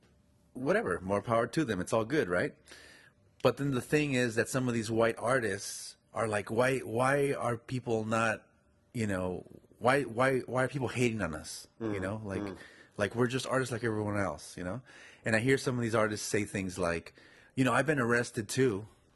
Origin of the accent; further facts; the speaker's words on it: United States; And to say that in this country I can't go places, even though I'm an American